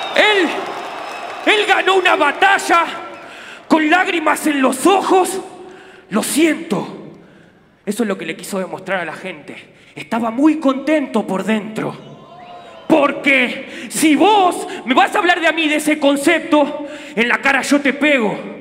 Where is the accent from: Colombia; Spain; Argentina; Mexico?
Argentina; yo soy argentino